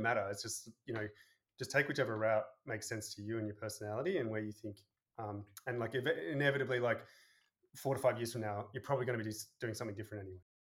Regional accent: Sydney, New South Wales, Australia; moved away as an adult; also born or lived in San Francisco, United States / Boston, United States / Denver, United States; I grew up um, in Sydney

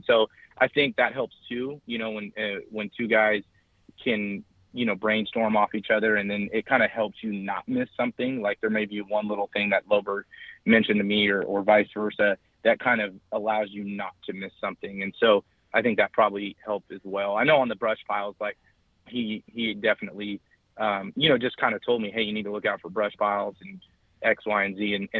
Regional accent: California, United States; because I'm from California, I didn't know about.

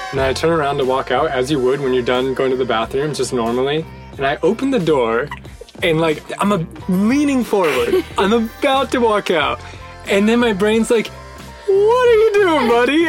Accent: United States; as an American

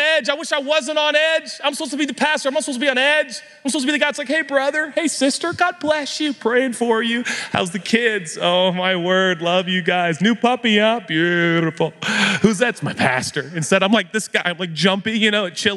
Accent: United States; we're American

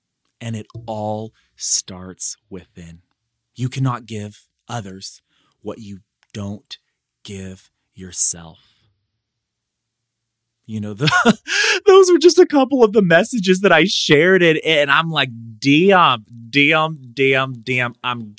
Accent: Madera, California, United States; I was one of those students. I grew up in Madera, like, I was in the cafeteria where I spoke, you know, every month for 4 years of my life, more like every week.

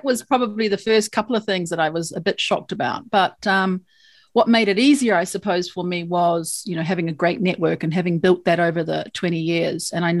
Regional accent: New Zealand; I'm a New Zealander, right? Oh. We often call ourselves Kiwis, as you know, but New Zealand's where I'm from.

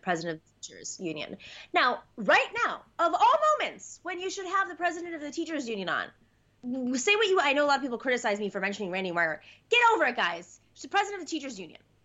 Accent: New York, United States; I'm from New York

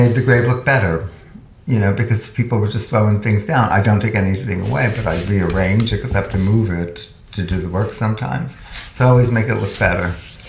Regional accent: New Jersey, United States; I grew up in New Jersey.

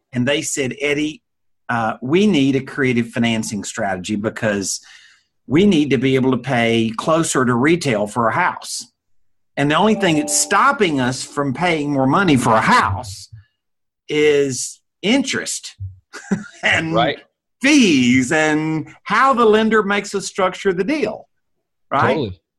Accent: New York City, New York, United States; I'm from New York City, man.

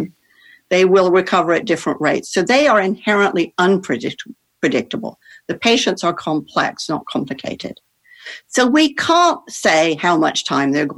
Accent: Netherlands; I grew up in the Netherlands

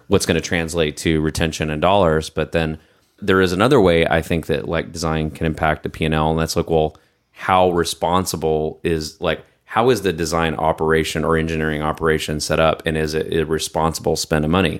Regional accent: Texas, United States; moved away as an adult; I'm from Texas, too. I spent some time outside of Texas, and I, when I came back

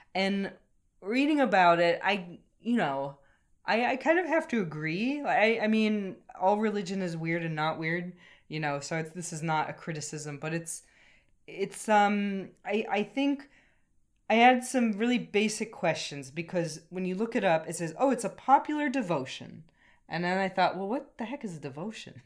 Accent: United States; now in Ireland; something I've noticed as an American coming to Ireland

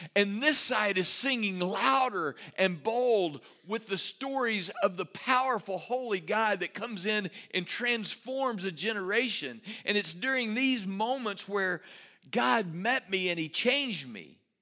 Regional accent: Rotan, Texas, United States; also born or lived in Salado, Texas; now in Waco, United States; my hometown of Rotan, home of the fighting Yellowhammers

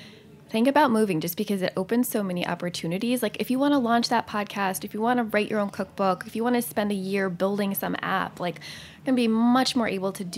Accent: Southern California, United States; now in New York City, United States; I'm from Southern California, not anywhere fancy

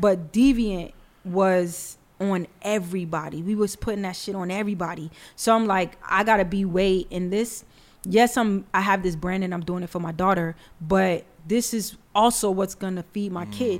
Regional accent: New York City, New York, United States; I'm from the Bronx.

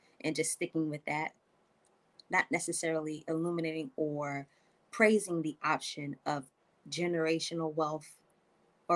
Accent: New York City, New York, United States; now in Atlanta, United States; I'm originally from Brooklyn, New York

